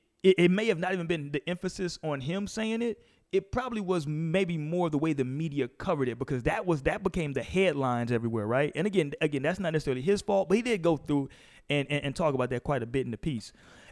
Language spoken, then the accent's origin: English; Houston, Texas, United States; I had the privilege of being and growing up in Houston